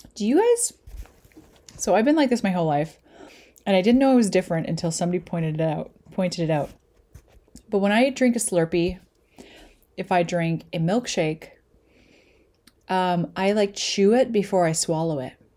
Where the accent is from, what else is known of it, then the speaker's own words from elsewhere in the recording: Lethbridge, Alberta, Canada; also born or lived in Calgary; I moved away to Calgary from Lethbridge when I was seven or eight, and then moved back when I was fifteen